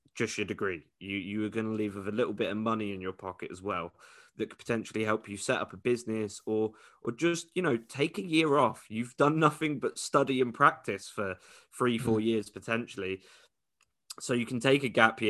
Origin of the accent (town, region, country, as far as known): England, United Kingdom